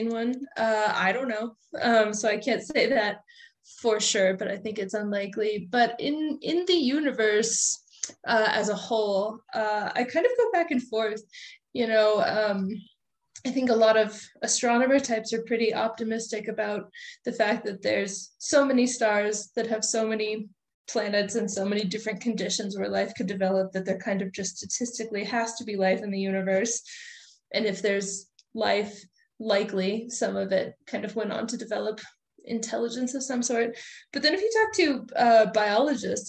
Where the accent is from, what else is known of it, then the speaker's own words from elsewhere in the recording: Colorado, United States; my home state of Colorado